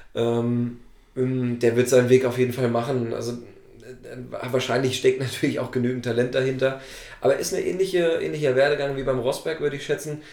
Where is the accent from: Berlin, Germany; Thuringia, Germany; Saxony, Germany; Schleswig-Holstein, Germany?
Thuringia, Germany; Ich komme ja aus Thüringen